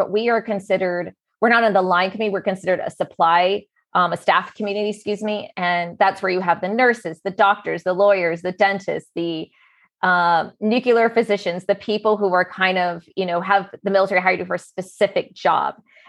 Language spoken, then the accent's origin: English; California, United States; also born or lived in Philippines / Hawaii; I was born in the Philippines on a naval base. A few years later, we were back in California. My brother was born in Huntington Beach. And we've lived, so many places.